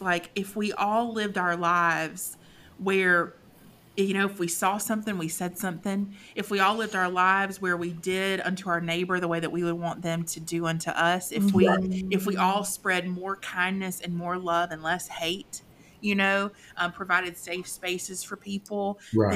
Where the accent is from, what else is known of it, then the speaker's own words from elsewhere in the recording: Cairo, Georgia, United States; I'm a small town South Georgia girl, too. I grew up in Cairo.